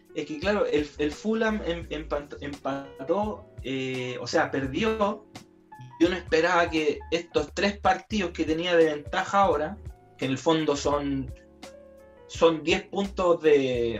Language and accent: Spanish; Chile; me da vergüenza ser chileno